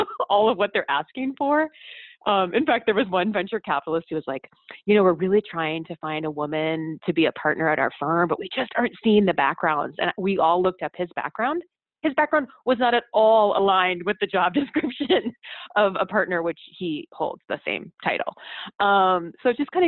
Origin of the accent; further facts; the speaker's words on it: Midwest, United States; I'm from the Midwest, where you don't have a high opinion, you don't brag